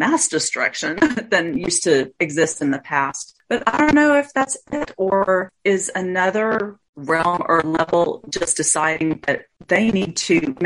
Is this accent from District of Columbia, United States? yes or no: no; Roswell, New Mexico, United States; I was born in Roswell